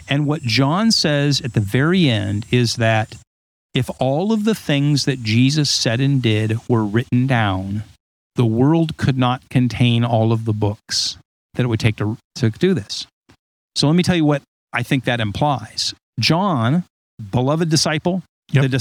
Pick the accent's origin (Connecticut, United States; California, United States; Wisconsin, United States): California, United States; Huntington Beach; my accent was shaped by growing up and being, you know, like a surfer in Huntington Beach, which I I right. point out to Ed.